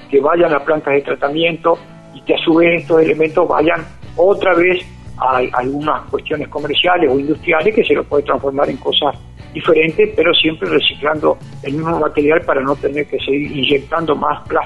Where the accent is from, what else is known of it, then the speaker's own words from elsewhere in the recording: Argentina; gran alegría como argentino